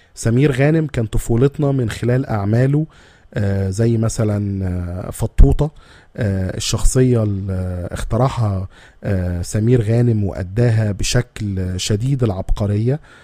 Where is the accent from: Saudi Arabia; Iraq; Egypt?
Egypt; احنا بس كمصريين